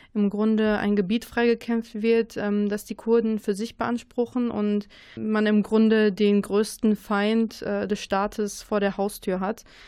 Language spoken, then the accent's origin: German; Germany; wir als Deutsche